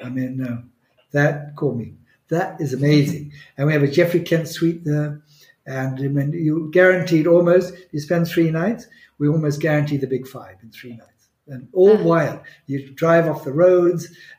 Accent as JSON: {"language": "English", "country": "Botswana", "tie": "born or raised there", "said": "I think Botswana, when I combine it, I grew up really in Botswana."}